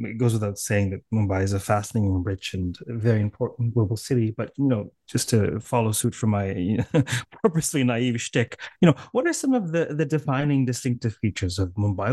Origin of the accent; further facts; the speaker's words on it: Canada; accent: Canadian; my impoverished Canadian accent